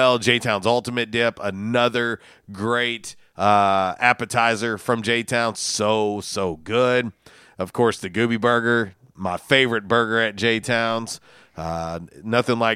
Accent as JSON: {"language": "English", "region": "Florida", "country": "United States", "moved": "yes", "said": "I'm originally from Florida myself, just a little further south"}